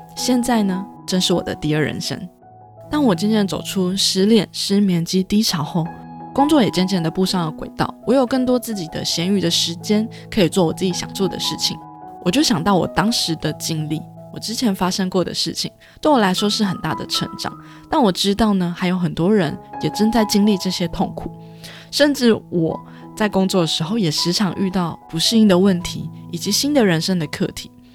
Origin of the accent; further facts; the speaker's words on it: Taichung, Taiwan; moved away as an adult; 我要回台中，啊，我是台中人